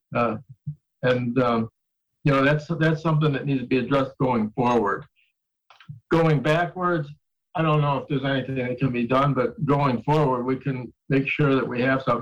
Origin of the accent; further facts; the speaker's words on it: Niagara Falls, New York, United States; I grew up in Niagara Falls